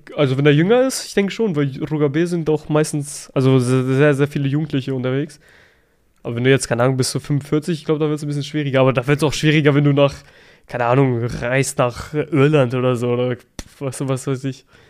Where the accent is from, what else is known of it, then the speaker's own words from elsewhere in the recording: Germany; also born or lived in Kosovo; ich sehe mich eigentlich auch als Deutscher, ich bin hier aufgewachsen